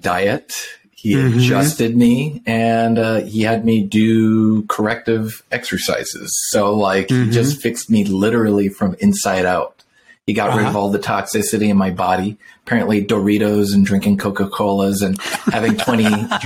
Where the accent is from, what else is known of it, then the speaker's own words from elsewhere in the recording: Canada; now in La Quinta, United States; I grew up in the Northwest, actually in Canada